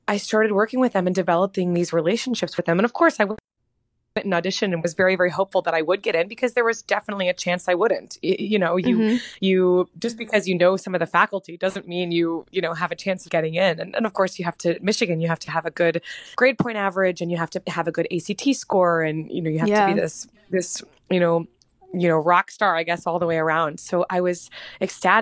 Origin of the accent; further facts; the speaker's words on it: Wichita, Kansas, United States; I grew up in Wichita, Kansas